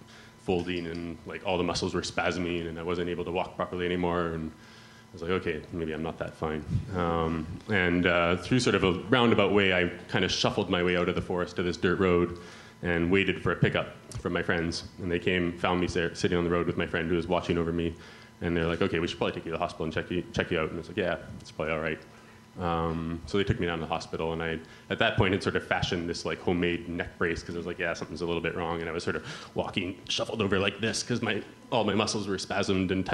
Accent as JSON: {"language": "English", "region": "Yukon", "country": "Canada", "moved": "as an adult", "lives_now": "Bristol, United Kingdom", "said": "You can probably tell from my accent that I'm not from around here. I come from northern Canada, close to Alaska, a place called the Yukon."}